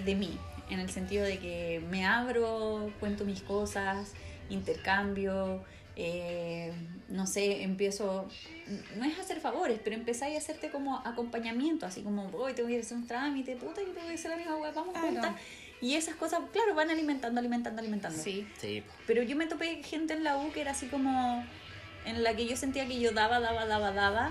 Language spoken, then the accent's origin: Spanish; Talagante, Santiago Metropolitan Region, Chile; yo era de Talagante, no, soy, no soy de Santiago, soy de la región metropolitana, pero no de Santiago